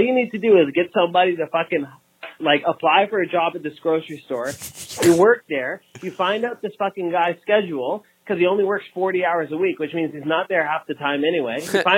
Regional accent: Toronto, Ontario, Canada; I'm from Toronto.

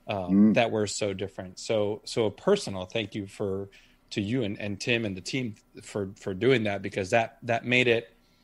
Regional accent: United States; accent: American; as an American pilot

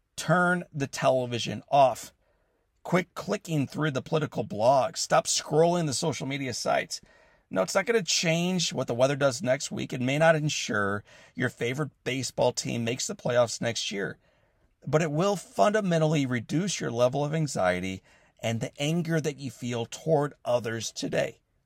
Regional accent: St. Louis, Missouri, United States; the city of Saint Louis, my hometown

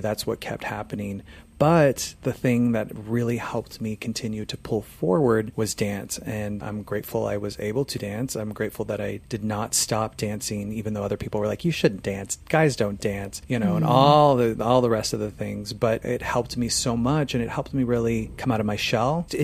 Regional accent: Phoenix, Arizona, United States; moved away; I'm from Phoenix, Arizona originally

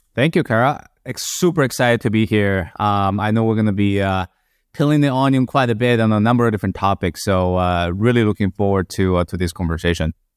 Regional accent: Madrid, Community of Madrid, Spain; moved away as an adult; now in United States; I'm Chinese in terms of my nationality, but, um, grew up in Madrid

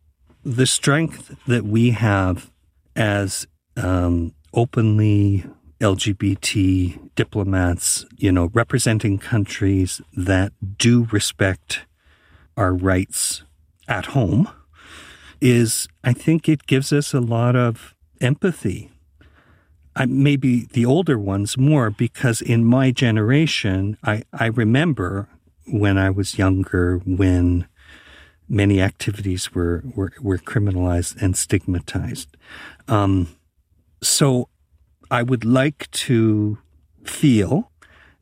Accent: Canada

